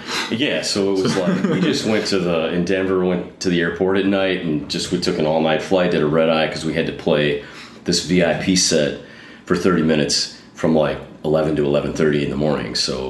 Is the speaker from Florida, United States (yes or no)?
no; Mankato, Minnesota, United States; moved away as an adult; now in Atlanta, United States; I grew up in Minnesota